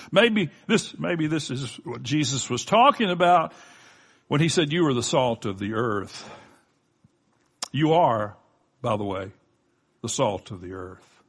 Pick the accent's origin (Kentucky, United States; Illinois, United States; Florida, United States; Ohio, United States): Florida, United States; Florida Gulf Coast, United States; my wife and I grew up on the Florida Gulf Coast.